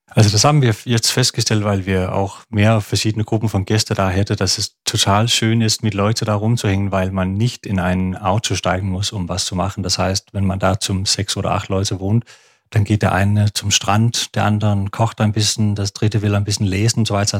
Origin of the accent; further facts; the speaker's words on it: Aarhus, Central Denmark Region, Denmark; German is a second language; moved away as an adult; also born or lived in Odense, Denmark / Copenhagen, Denmark; Also ich bin in Odense geboren, in der Mitte von Dänemark auf Fünen und dann in Aarhus aufgewachsen